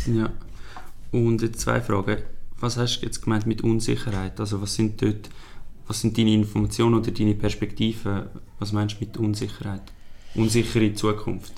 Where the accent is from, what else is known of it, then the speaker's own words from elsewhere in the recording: Switzerland; wir als Schweizer